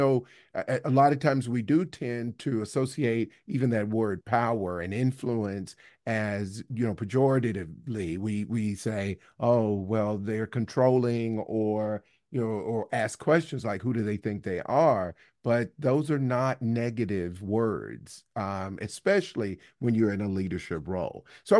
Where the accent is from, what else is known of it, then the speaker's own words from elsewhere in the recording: Alabama, United States; I grew up in the South in Alabama, and there were a lot of kind of Southern traditions about being at a formal dinner.